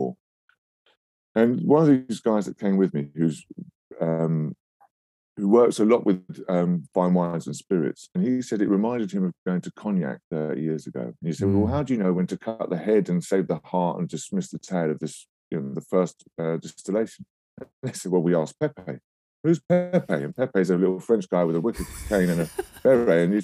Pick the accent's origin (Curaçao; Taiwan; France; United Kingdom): United Kingdom; London; I was born in London